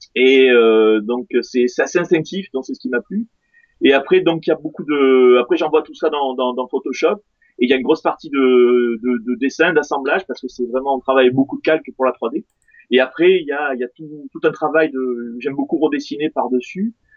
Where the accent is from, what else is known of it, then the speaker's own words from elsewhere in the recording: France; je suis français